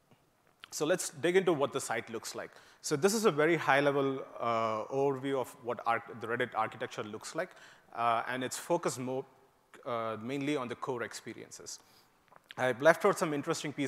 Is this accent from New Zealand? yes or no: no; India; moved away as an adult; also born or lived in Indiana, United States; now in United States; I grew up in India and moved to the US to work to do my master's at Purdue University